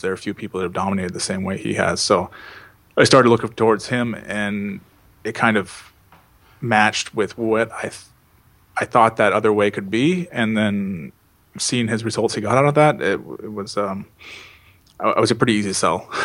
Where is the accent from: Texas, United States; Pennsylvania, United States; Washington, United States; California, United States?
Washington, United States; Seattle; I'm from Seattle, which is you know right near the border in Northwest uh, United States